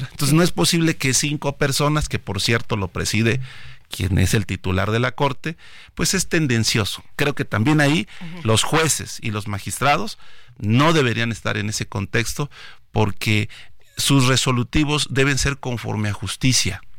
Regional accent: Chiapas, Mexico; Lo que quiero es eh, motivar y participar a mi pueblo, el pueblo de Chiapas, que asista

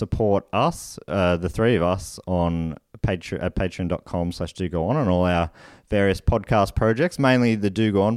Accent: Australia; as an Australian

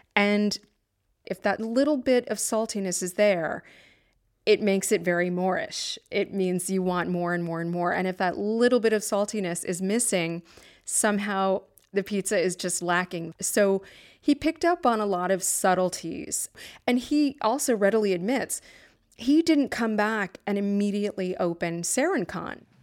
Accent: New Haven, Connecticut, United States; I'm from New Haven

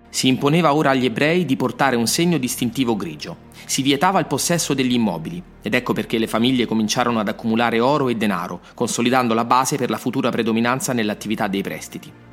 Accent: Rome, Lazio, Italy; born or raised there

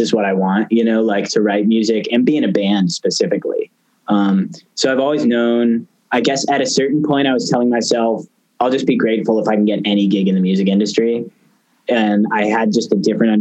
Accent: San Francisco Bay Area, California, United States; moved away as an adult; also born or lived in Boston; I grew up in the San Francisco Bay Area

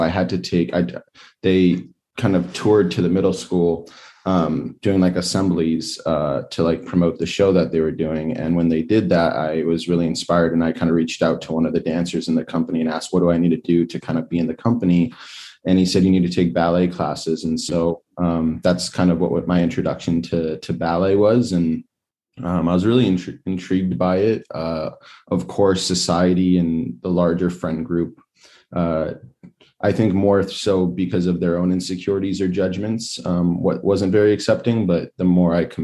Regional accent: Los Angeles, California, United States; I grew up in Los Angeles, so I'd skateboard down to the Venice Beach Boardwalk

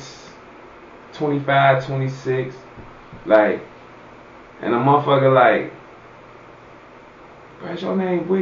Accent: Cincinnati, Ohio, United States; I'm from Cincinnati

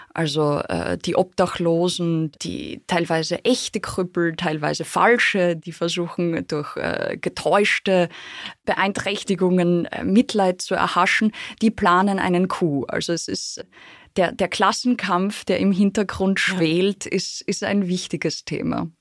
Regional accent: Austria; ich würde sagen, ich bin Österreicherin

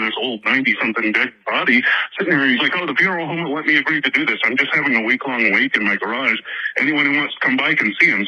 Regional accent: East Texas, United States; from Texas

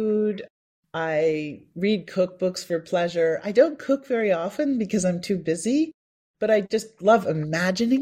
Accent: Appleton, Wisconsin, United States; moved away as an adult; I was born in Appleton, Wisconsin, and I spent the first 18 years of my life in Appleton

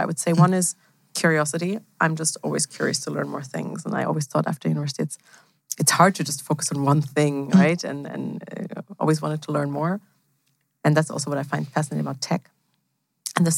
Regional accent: Germany; also born or lived in Switzerland / Stockholm / Stanford; I'm actually from Germany.

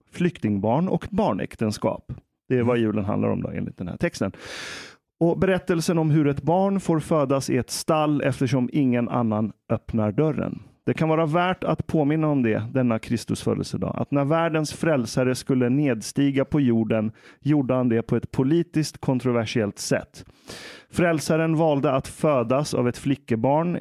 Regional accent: Iran; now in Sweden; jag är iranier

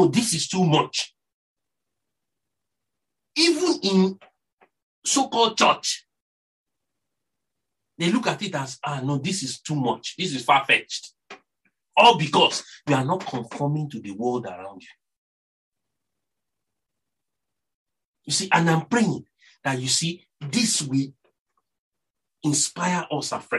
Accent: Nigeria; accent: Nigerian; my Nigerian accent

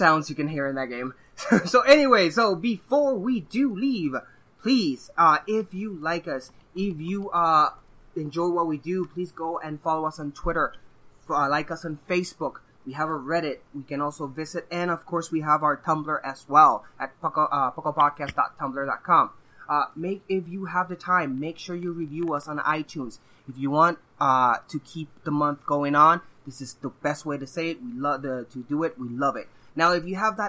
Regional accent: Puerto Rico; moved away; I am also from Puerto Rico, that faraway region

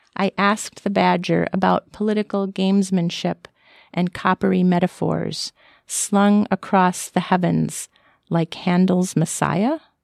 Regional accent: Florida, United States; I was born and raised in Florida

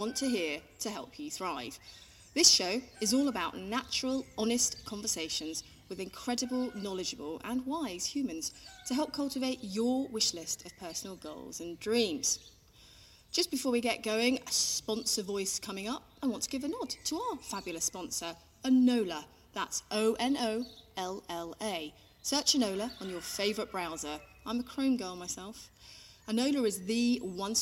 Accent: London, United Kingdom; me being a Londoner

